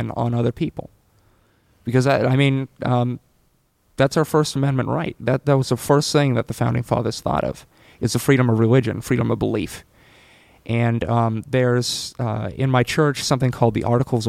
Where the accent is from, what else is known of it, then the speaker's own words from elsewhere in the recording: San Francisco, California, United States; I was born in San Francisco in 1998.